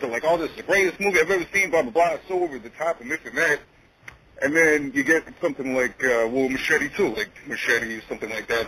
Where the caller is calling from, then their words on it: New Jersey, United States; I'm calling from Jersey, actually, like right near Jersey City